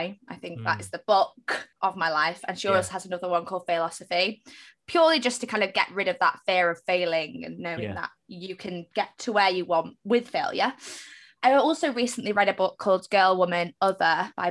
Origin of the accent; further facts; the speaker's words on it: Manchester, North West England, United Kingdom; I am from Manchester. I have this accent.